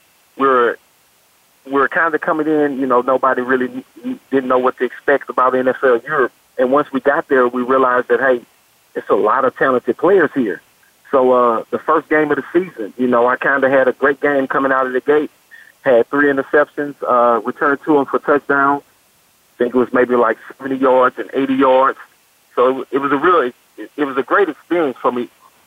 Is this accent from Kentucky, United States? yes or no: no; Beaumont, Texas, United States; I'm originally from Beaumont, Texas. Came out of Beaumont Westbrook High School